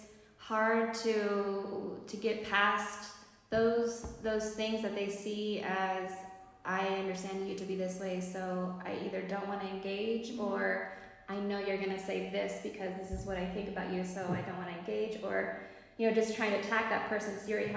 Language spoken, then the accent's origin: English; United States; moved away as an adult; now in Morocco; we are American